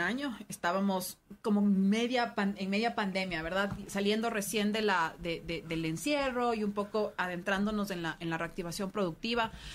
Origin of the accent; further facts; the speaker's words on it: Quito, Pichincha, Ecuador; como quiteños